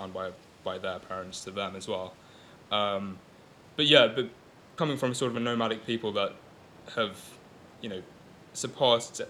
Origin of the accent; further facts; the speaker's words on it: London, United Kingdom; first language Gujarati; English is a second language; growing up in London.